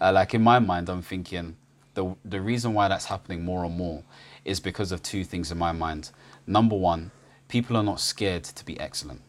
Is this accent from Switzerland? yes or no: no; United Kingdom; I'm Ghanaian British